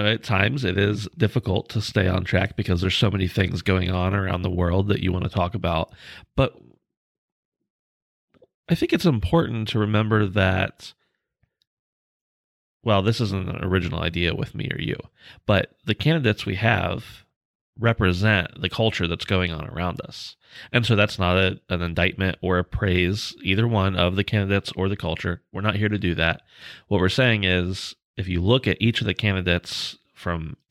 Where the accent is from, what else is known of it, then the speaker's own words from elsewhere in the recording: United States; I'm from America